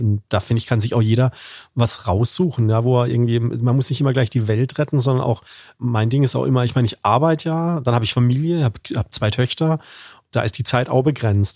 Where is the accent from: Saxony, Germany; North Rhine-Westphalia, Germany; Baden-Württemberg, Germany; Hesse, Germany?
Baden-Württemberg, Germany; Karlsruhe; accent: Badisch; als Badener, also als Karlsruher